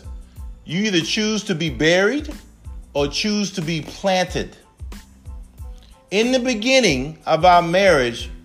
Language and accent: English; Charleston, South Carolina, United States; I'm originally from Charleston, South Carolina, home of the Chuck. And growing up for us was a little rough